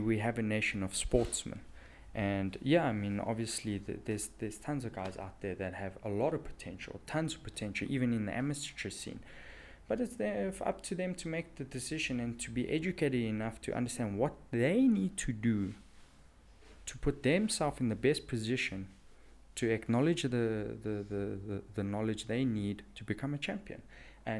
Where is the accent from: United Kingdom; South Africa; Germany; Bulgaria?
South Africa